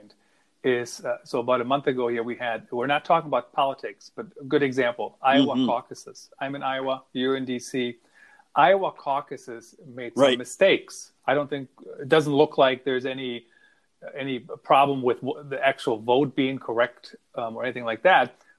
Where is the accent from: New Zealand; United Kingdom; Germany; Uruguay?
Germany; moved away; I grew up in Germany